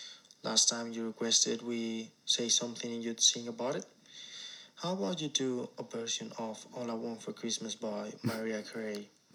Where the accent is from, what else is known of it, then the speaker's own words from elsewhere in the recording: Spain; accent: Spanish; English is a second language; from Spain